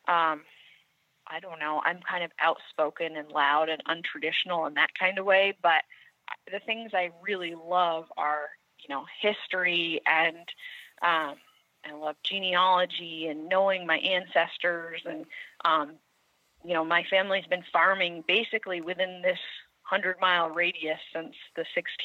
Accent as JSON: {"language": "English", "town": "Putney", "region": "Vermont", "country": "United States", "tie": "born or raised there", "said": "I grew up here in Putney, which is a small town in southern Vermont."}